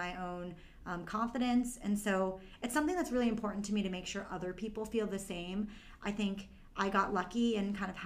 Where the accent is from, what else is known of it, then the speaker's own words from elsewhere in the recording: Brookline, Massachusetts, United States; also born or lived in China; I was adopted from China when I was 9 months old, and adopted by a loving family, a loving couple, my mom and dad, and grew up in Brookline, Massachusetts